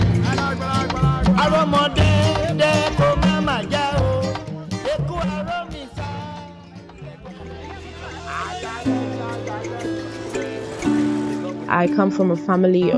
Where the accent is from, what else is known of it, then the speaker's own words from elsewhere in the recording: Lagos, Nigeria; also born or lived in Imo State, Nigeria; I was born in Lagos and I grew up around the Yoruba people